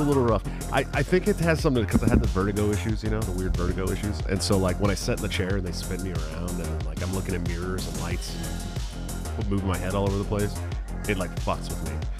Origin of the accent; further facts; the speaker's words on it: Bay Area, California, United States; moved away; I'm from the Bay Area, right? Born and raised in California, Bay Area